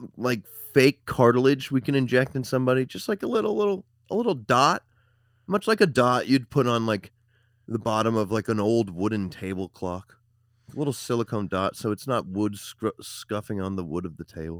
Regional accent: Hampstead, United States; my hometown of Hampstead.

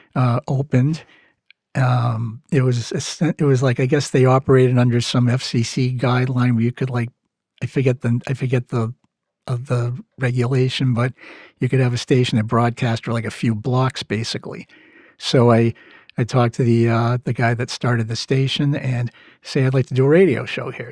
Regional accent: Massachusetts, United States; accent: Mass; my mass accent

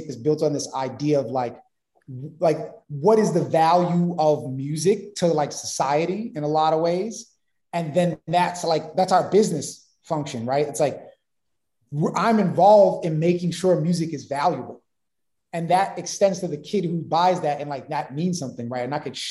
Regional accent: New York City, New York, United States; I'm from Brooklyn, in Bed-Stuy

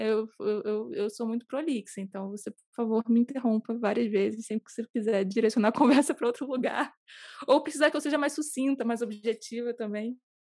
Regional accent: Rio de Janeiro, Brazil; no Rio, moro no Rio.

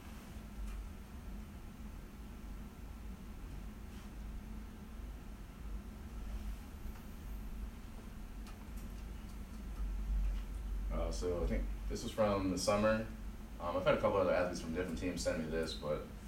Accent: Pittsburgh, Pennsylvania, United States; moved away; I'm from Pittsburgh, Robert Morris is back home.

